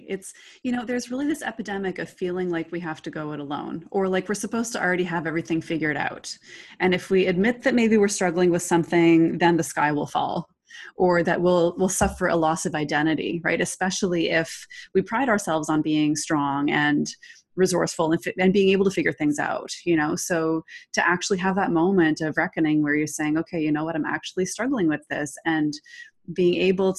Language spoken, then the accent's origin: English; Toronto, Ontario, Canada; Oh yeah. Yes. Born and raised. Lived here all my life.